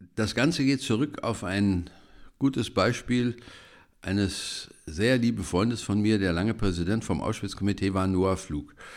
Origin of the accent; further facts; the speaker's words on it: Germany; wir als Deutsche